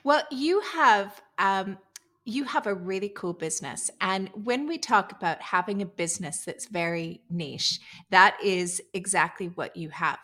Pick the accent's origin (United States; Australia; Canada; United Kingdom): Canada; moved away as an adult; now in Dubai, United Arab Emirates; Originally, I'm from Canada, but I've been living in Dubai for the past fourteen years.